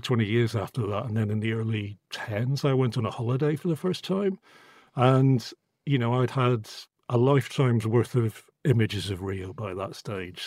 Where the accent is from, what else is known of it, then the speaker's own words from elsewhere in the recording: Northern Ireland, United Kingdom; now in London, United Kingdom; I grew up in Northern Ireland in the eighties